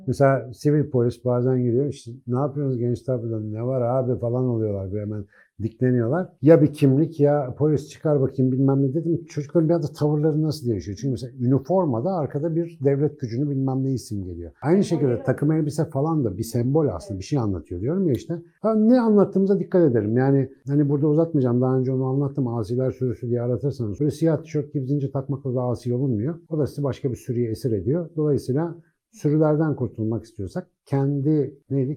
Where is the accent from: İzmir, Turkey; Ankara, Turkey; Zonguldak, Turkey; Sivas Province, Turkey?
Ankara, Turkey; Ben Ankaralıyım